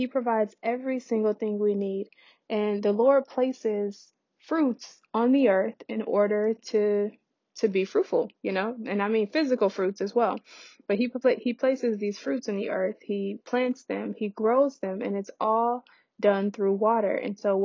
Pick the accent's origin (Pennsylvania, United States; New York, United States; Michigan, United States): Michigan, United States; Detroit; my hometown in Detroit